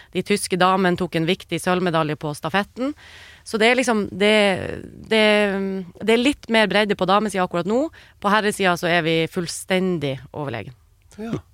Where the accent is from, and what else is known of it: Norway